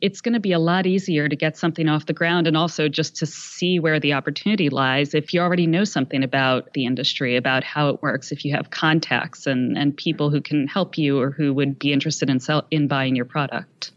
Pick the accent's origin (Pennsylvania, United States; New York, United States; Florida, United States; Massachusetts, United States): Pennsylvania, United States; Philadelphia; I'm from the Philadelphia area